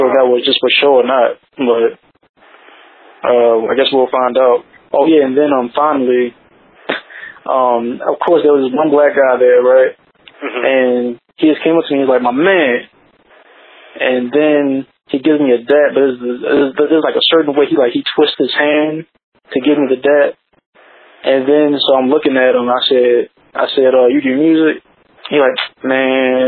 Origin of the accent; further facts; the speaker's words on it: Baltimore, Maryland, United States; I was from Baltimore